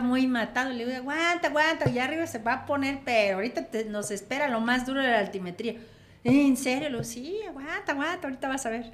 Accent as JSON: {"language": "Spanish", "town": "Comitán", "region": "Chiapas", "country": "Mexico", "said": "yo vengo de ese pueblito de Comitán"}